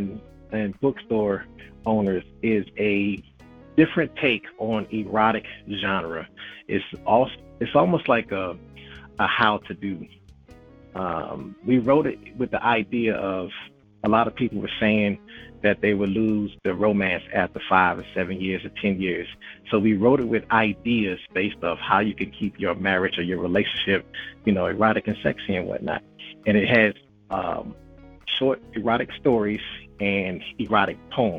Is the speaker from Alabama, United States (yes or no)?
no; Philadelphia, Pennsylvania, United States; moved away as an adult; now in Atlanta, United States; I'm from Philadelphia. I was born and raised on the north and the south side of the East Coast